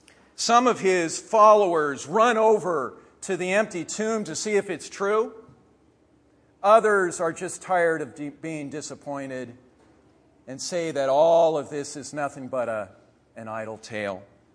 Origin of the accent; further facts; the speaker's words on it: Lancaster, Pennsylvania, United States; moved away; It's good to be back here in Lancaster, my hometown.